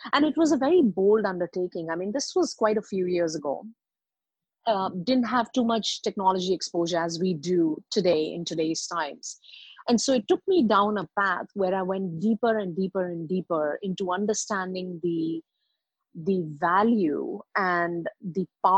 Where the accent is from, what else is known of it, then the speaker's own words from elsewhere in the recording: India; also born or lived in Middle East; So I'm an Indian by birth, and I grew up in Middle East.